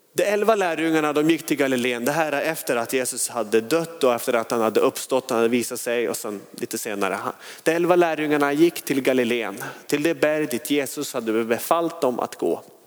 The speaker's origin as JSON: {"language": "Swedish", "town": "Skellefteå", "region": "Västerbotten County", "country": "Sweden", "moved": "yes", "lives_now": "Hönö, Sweden", "said": "Skellefteå kom jag från"}